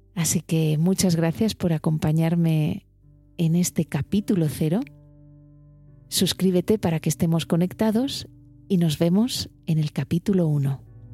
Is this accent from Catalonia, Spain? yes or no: no; Alicante, Valencian Community, Spain; moved away as an adult; also born or lived in Madrid; yo soy de Alicante